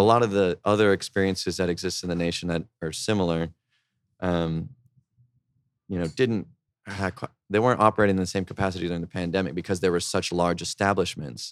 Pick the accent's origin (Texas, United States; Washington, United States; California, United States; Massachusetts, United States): Texas, United States; San Antonio; moved away as an adult; also born or lived in Boston; now in Austin, United States; also from San Antonio